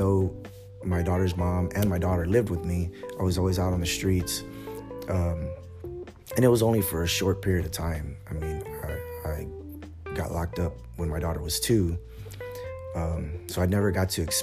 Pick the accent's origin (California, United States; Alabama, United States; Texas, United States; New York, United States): Texas, United States; San Antonio; I'm from San Antonio